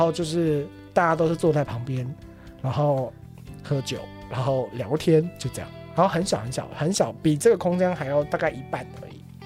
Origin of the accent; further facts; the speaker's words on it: Taiwan; also born or lived in Poland; 我们台湾人